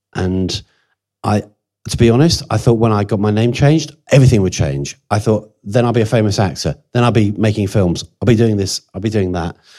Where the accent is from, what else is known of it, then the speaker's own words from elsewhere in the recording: Jersey; I was born in Jersey, which is kind of halfway to France anyway